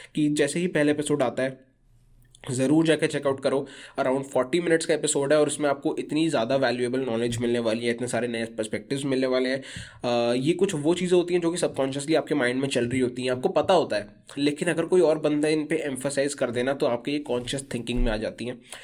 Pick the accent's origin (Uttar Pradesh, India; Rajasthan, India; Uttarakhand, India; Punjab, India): Uttarakhand, India; Kashipur; moved away as an adult; now in Surrey, Canada; मैं वैसे उत्तराखंड से बिलोंग करता हूँ इन इंडिया एक सिटी है काशीपुर करके वहाँ से बिलोंग करता हूँ